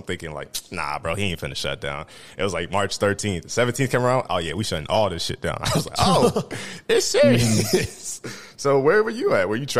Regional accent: Midwest, United States; we're from the Midwest, so we ain't really got the luxuries.

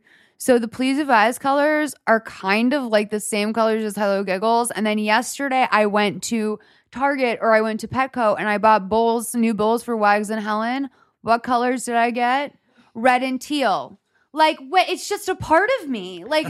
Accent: Ireland; I am Irish, so I'm constantly dry.

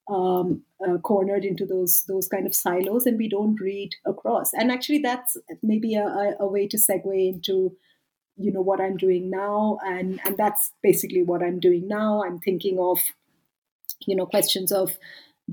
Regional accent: India; moved away as an adult; also born or lived in United Kingdom; now in South Africa; I'm from India. I lived and worked for a decade in the UK, and now I've lived and worked for a decade in South Africa

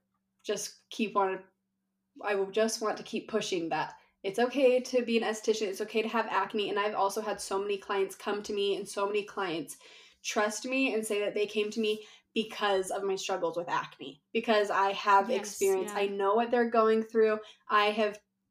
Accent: Utah, United States; I am from Utah

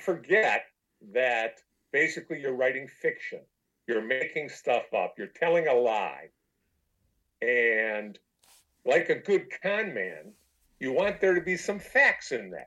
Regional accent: Detroit, Michigan, United States; I'm from Detroit

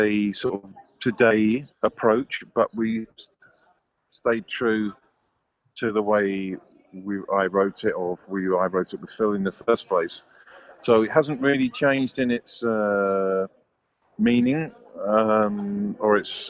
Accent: United Kingdom; I'm the British one

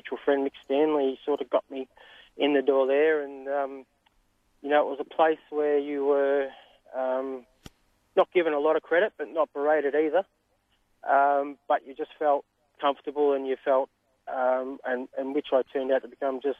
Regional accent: St Arnaud, Victoria, Australia; growing up in St Annans as a young fella, I attended the local trots, the Wedderburns, the Charltons, the Borts, the St Annans

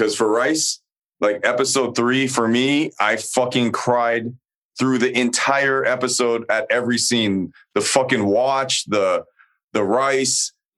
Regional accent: United States; I'm Korean American? Because I have a lot, I grew up with a lot of these stories

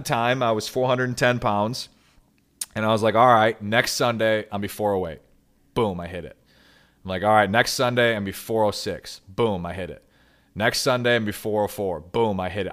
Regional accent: Michigan, United States; also born or lived in Grand Rapids, Michigan; I'm from Michigan. I live in Grand Rapids, Michigan

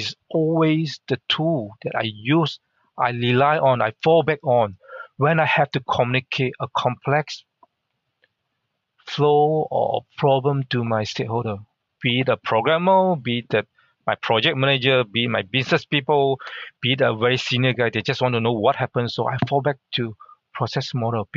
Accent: Mersing, Johor, Malaysia; first language Hakka; English is a second language; moved away as an adult; also born or lived in Singapore; now in Australia; everyone know everyone in the little town called Mersing

